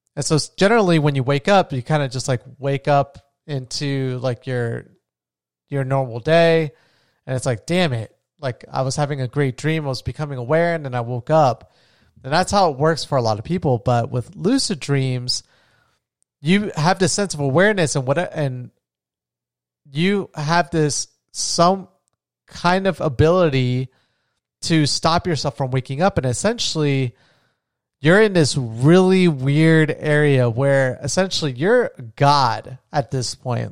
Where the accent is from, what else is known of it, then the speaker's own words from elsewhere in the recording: New Smyrna Beach, Florida, United States; moved away as an adult; now in Colombia; I'm back home in my hometown of New Smyrna Beach